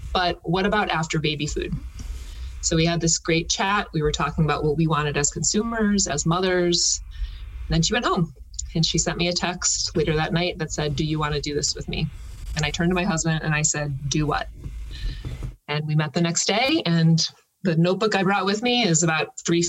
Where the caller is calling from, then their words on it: Summit, New Jersey, United States; also born or lived in Manhattan, New York; I am calling in from Summit, New Jersey. Summit.